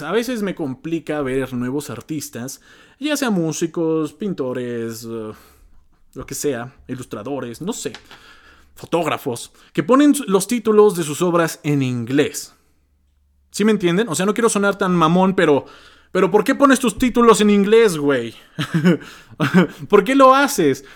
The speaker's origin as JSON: {"language": "Spanish", "country": "Mexico", "said": "siendo mexicano, siendo de habla hispana"}